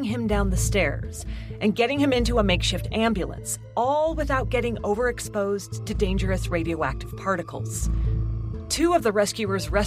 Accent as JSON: {"language": "English", "town": "Idaho Falls", "region": "Idaho", "country": "United States", "tie": "born or raised there", "said": "my hometown, Idaho Falls"}